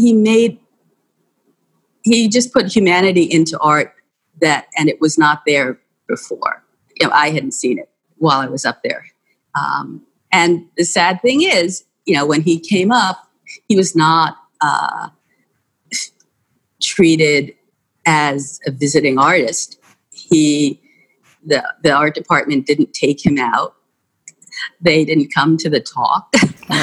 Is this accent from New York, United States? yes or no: yes; New York, United States; growing up in New York, I took the subway all the time